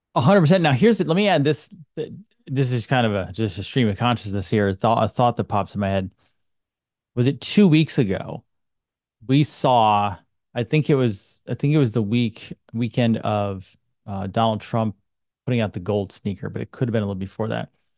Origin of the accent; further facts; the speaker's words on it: United States; I'm an American